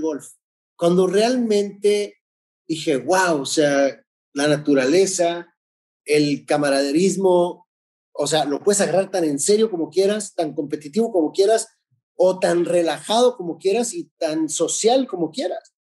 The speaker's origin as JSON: {"language": "Spanish", "town": "Tijuana", "region": "Baja California", "country": "Mexico", "tie": "born or raised there", "said": "estaba en Tijuana, en mi ciudad natal"}